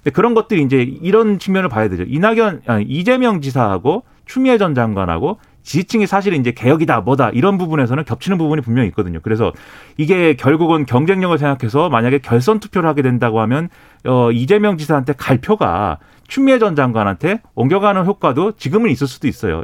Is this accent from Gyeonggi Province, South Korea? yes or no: yes; Suwon, Gyeonggi Province, South Korea; 수원 출신, 네, 수원에서 초, 중, 고, 대학교 다 나온